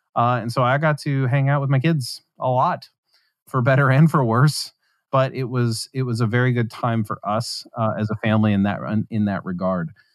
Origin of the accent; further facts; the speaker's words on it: West Virginia, United States; moved away; I grew up in West Virginia.